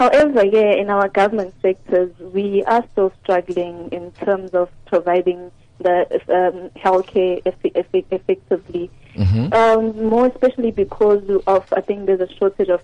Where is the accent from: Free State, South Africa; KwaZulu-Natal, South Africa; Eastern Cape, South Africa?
KwaZulu-Natal, South Africa; Ixopo; moved away as an adult; now in Mahikeng, South Africa; I'm actually from KZN in Ikopo. They call it Ikopo. But I'm here now because I'm working